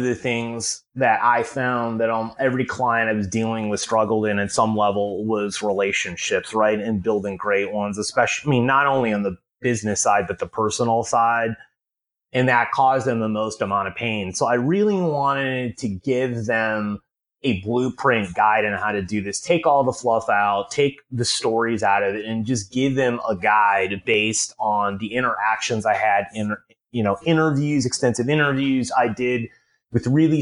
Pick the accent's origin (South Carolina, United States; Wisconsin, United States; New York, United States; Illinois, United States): Illinois, United States; Chicago; I grew up in Chicago